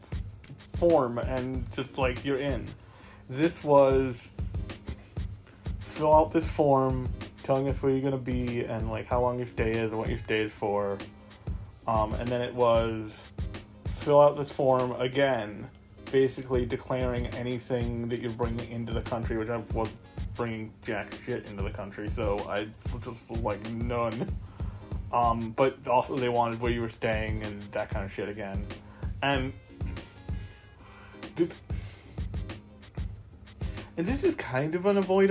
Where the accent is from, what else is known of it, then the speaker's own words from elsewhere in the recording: United States; I am from America